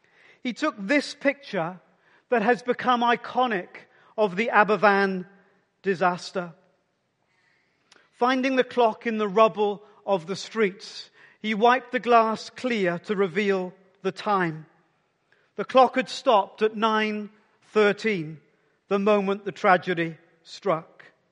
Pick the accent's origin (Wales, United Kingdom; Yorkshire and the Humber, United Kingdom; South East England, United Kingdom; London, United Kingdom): Wales, United Kingdom; in a small mining village just 25 miles from where I grew up in the South Wales Valleys